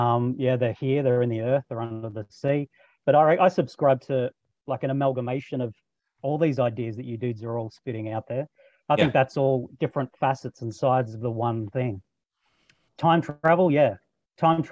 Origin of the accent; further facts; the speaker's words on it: Australia; Australian, obviously